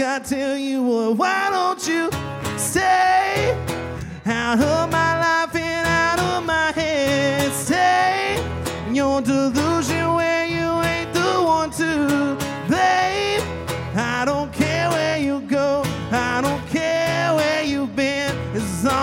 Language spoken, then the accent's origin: English; South Georgia, United States; I'm from South Georgia.